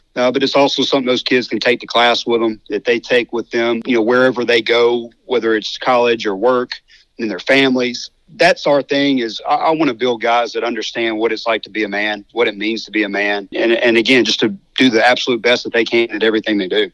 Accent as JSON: {"language": "English", "town": "Hernando", "region": "Mississippi", "country": "United States", "tie": "born or raised there", "also_born_or_lived": "Orlando, Florida / Horn Lake", "moved": "as an adult", "said": "I grew up in Hernando and uh, we moved to Orlando, Florida"}